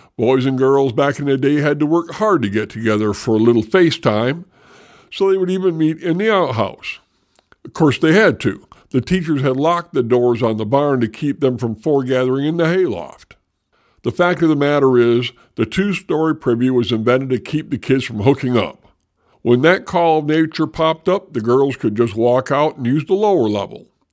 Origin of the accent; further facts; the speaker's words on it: Michigan, United States; those of us growing up in Michigan